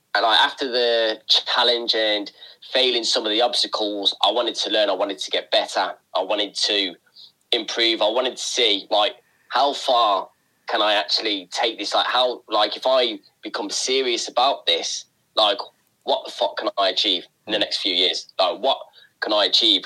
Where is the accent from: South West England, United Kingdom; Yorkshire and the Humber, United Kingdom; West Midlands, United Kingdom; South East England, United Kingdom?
West Midlands, United Kingdom; Tamworth; I'm from a town called uh, Tamworth. It's on the outskirts of Birmingham.